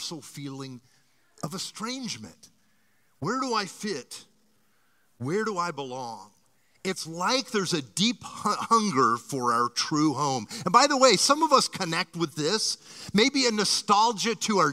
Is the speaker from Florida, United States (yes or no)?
yes; Miami, Florida, United States; I was born in a hospital on Miami Beach and grew up here in Miami.